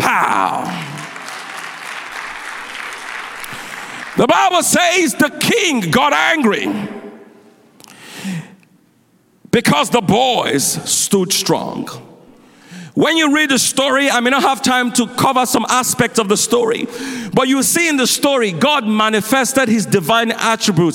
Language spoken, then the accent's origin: English; Nigeria; now in United States; I grew up in Nigeria